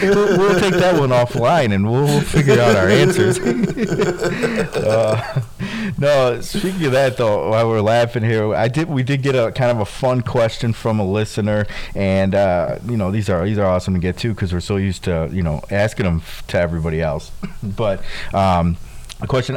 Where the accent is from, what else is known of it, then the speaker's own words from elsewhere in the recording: Chicago, Illinois, United States; I'm from Chicago